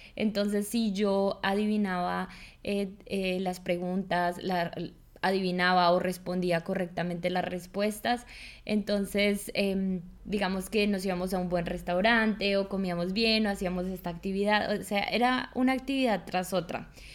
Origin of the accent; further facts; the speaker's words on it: Colombia; now in Germany; una colombiana